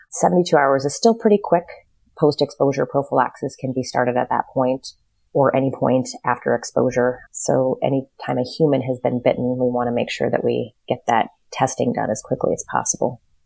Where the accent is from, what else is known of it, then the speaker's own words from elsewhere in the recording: North Dakota, United States; moved away as an adult; also born or lived in Lafayette, Indiana / Chicago; I was raised in North Dakota, pretty small town